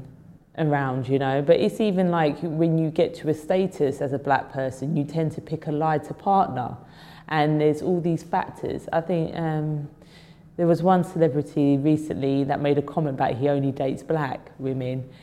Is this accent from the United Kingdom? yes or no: yes; London, United Kingdom; I love London. I was born in Islington. I used to go up central London all the time